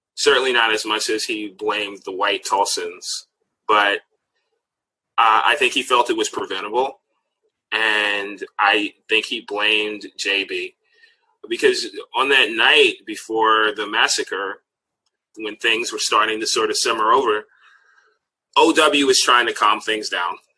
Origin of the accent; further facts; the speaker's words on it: Washington, District of Columbia, United States; I grew up in Washington, D.C., and everybody called it Chocolate City when I was growing up